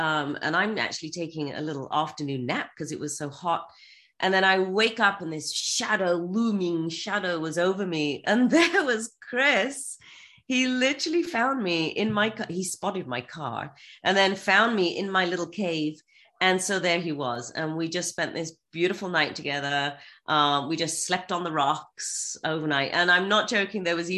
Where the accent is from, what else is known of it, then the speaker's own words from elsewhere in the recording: England, United Kingdom; moved away as an adult; now in United States; I'm English, grown up in England